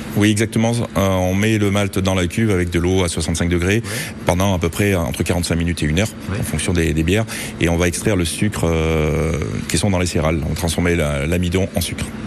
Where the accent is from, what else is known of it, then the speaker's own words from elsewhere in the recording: Auvergne-Rhône-Alpes, France; Je suis auvergnat